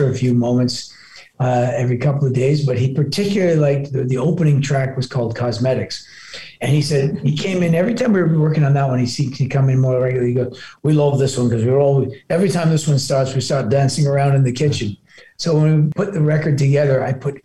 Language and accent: English; Toronto, Ontario, Canada; also born or lived in Glasgow, Scotland; I was born in Glasgow, but my family immigrated. My mom and dad immigrated. I'm the eldest when I was just a little kid. No, I'm very much a Canadian. I grew up in Toronto and I still live in Toronto